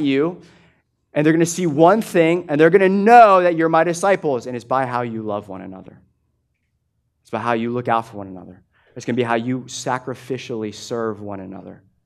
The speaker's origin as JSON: {"language": "English", "country": "United States", "said": "I'm an American"}